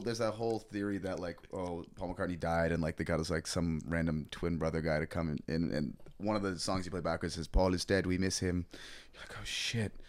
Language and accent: English; Toronto, Ontario, Canada; moved away as an adult; also born or lived in Nova Scotia; I grew up with Travis, uh, I'm from Toronto originally. Um, we went to middle school together